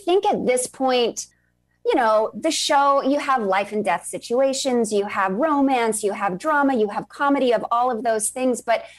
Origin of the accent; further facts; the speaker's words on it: New York, United States; also born or lived in Virginia; I am. I'm from New York originally. I grew up on Long Island.